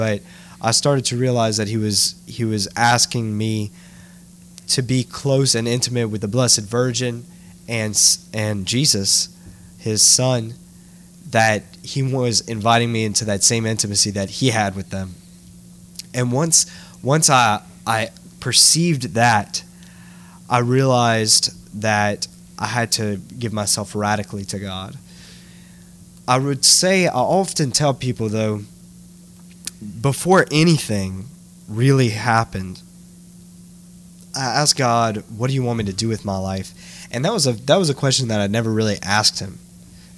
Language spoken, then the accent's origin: English; Lafayette, Louisiana, United States; I grew up in Lafayette, Louisiana. My family's from Kaplan